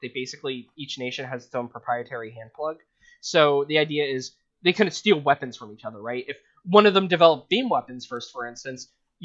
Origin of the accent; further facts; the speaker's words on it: Las Vegas, Nevada, United States; moved away; I'm from Vegas